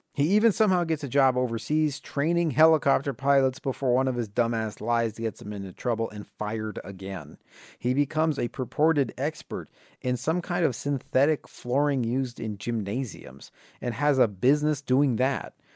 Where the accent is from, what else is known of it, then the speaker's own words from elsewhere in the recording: Indiana, United States; my home state of Indiana